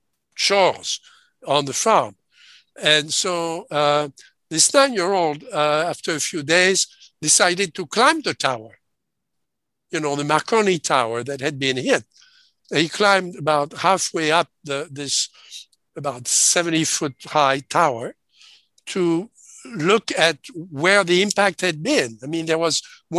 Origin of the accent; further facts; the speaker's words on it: France; grew up in France, in occupied France, okay? I was born 1939